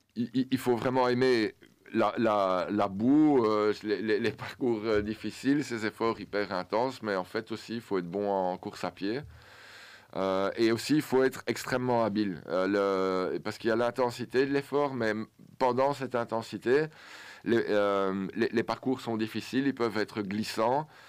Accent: Belgium; Et notre sport en tant que Belge

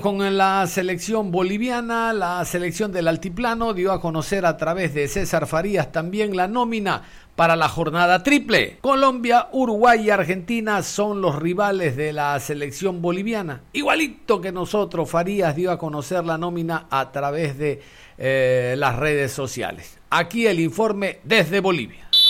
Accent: Ecuador; somos ecuatorianos.

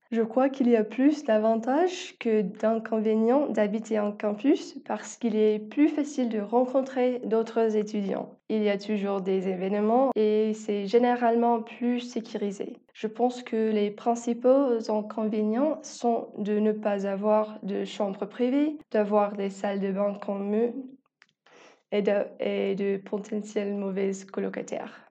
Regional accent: Tucson, Arizona, United States; French is a second language; j'ai 19 ans et je viens de Tucson, Arizona

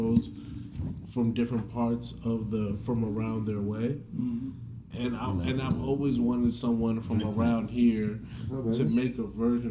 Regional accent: Lake Arbor, Maryland, United States; I'm from Lake Arbor.

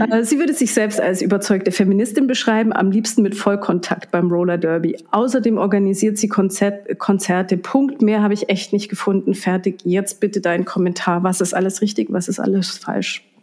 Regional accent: Reischach, Trentino-Alto Adige, Italy; geboren und aufgewachsen in Reischach bei Bruneck.

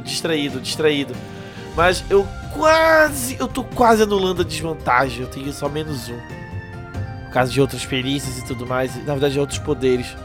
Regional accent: North Region, Brazil; Eu, como bom nortenho

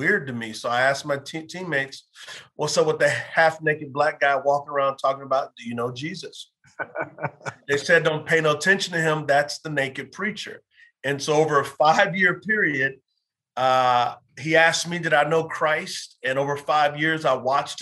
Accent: San Antonio, Texas, United States; moved away as an adult; So I grew up in San Antonio, Texas.

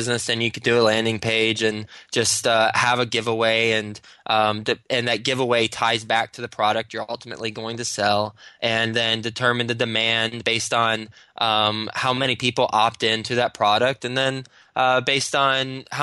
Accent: Texas, United States; moved away as an adult; now in New York City, United States; I'm from Texas

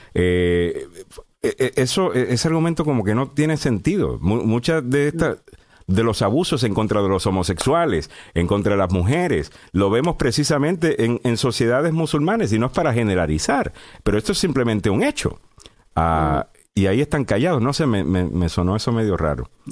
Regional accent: Puerto Rico; yo soy puertorriqueño

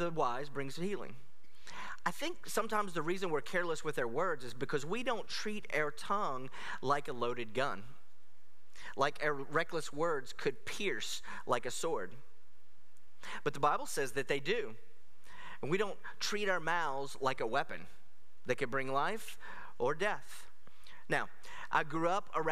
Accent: United States; as an American

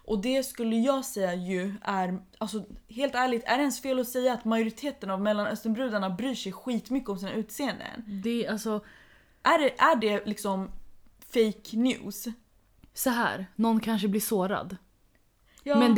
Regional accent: Iran; Swedish is a second language; tror att det är typ Någonting som har att göra med att jag är iranier.

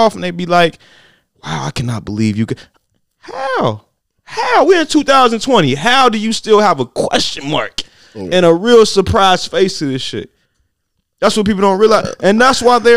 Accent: Gary, Indiana, United States; I'm from Gary

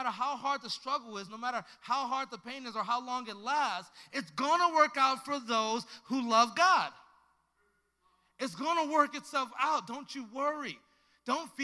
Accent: Los Angeles, California, United States; I was a young black kid growing up in South Central LA in the early 90s

